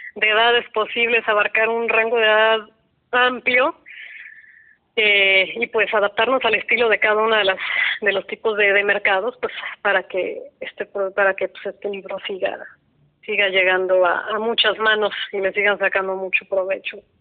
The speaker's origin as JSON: {"language": "Spanish", "town": "Guadalajara", "region": "Jalisco", "country": "Mexico", "said": "yo soy de Guadalajara."}